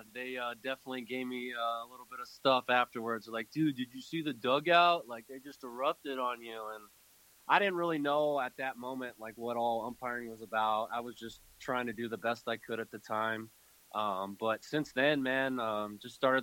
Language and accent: English; San Diego, California, United States; I was born and raised in San Diego as well